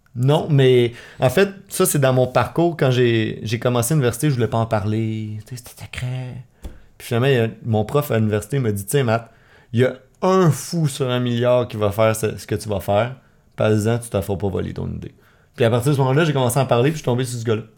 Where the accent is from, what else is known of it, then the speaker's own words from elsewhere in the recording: Laval, Quebec, Canada; now in Montreal, Canada; je viens de Laval, je suis né à Laval, puis euh, maintenant je vis à Montréal